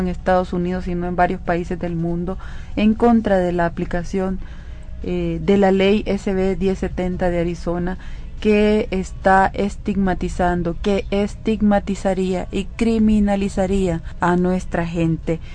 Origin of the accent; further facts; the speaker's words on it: El Salvador; nuestro compromiso como salvadoreños